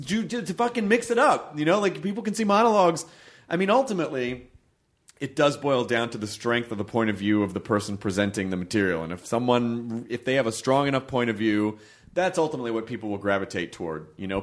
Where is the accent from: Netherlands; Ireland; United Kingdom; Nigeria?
United Kingdom; I'm British, but here I am, another white guy in this late night lineup of white dudes.